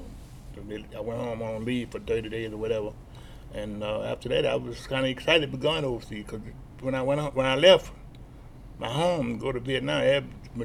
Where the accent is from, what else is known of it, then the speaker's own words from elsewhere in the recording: New Orleans, Louisiana, United States; I'm from New Orleans